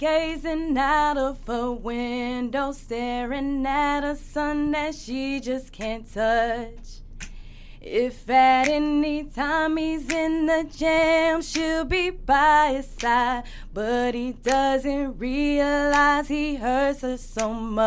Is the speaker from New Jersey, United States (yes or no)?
no; Dallas, Texas, United States; Yeah, I'm from Dallas.